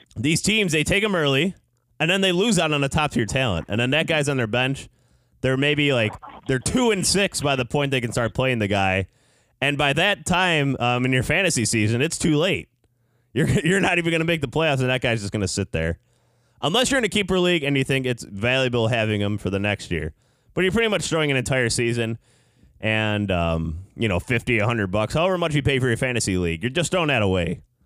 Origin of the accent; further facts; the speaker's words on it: Chicago, Illinois, United States; in Chicago here today, I'm from Chicago